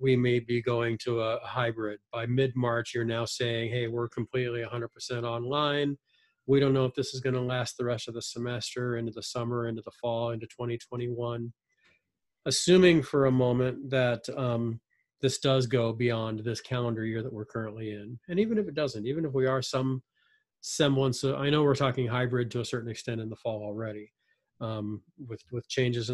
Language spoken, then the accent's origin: English; Fullerton, California, United States; I grew up in Fullerton. I would say my roots are pretty deep and strong in Fullerton and in Orange County.